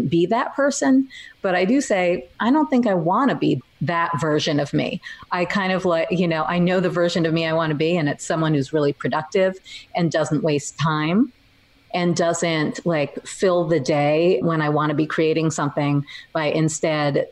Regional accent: New York, United States; memoir about growing up in New York as a dork.

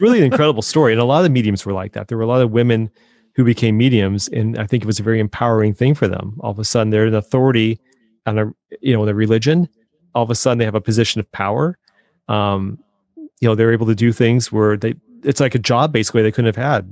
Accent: Colorado, United States; I grew up in Colorado

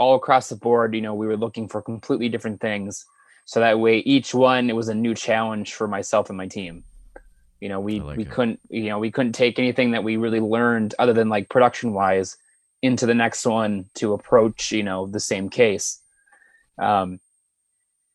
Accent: Midwest, United States; we're all from the Midwest

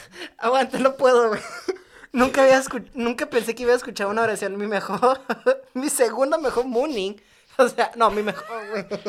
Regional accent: Mexico; soy mexicano y pobre

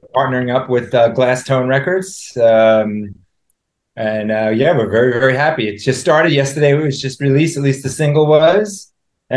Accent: New York, United States; also born or lived in New Haven; I'm born and raised in New York. I'm still there, technically

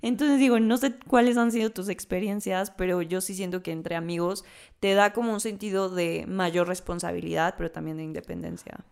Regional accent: Mexico; como mexicanos

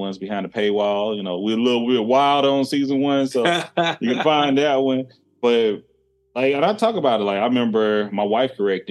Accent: the South, United States; I'm from the South as well

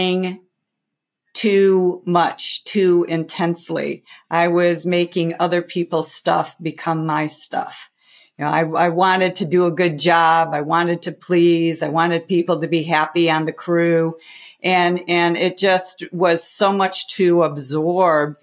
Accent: outside of Chicago, Illinois, United States; as a kid growing up outside of Chicago

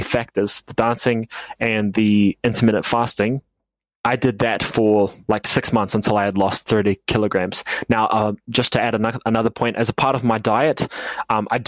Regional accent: New Zealand; I'm from New Zealand.

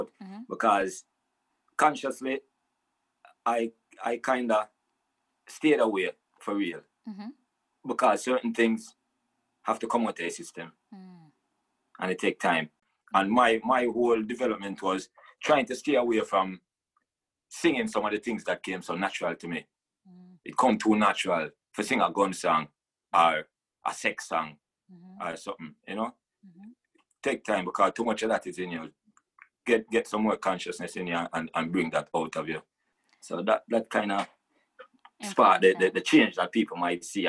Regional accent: Jamaica; Growing up in Jamaica, Rastafari is everywhere

